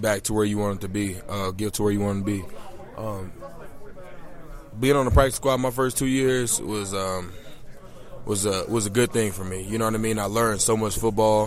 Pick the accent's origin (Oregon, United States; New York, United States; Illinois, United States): Illinois, United States; Chicago; I'm from Chicago, Illinois.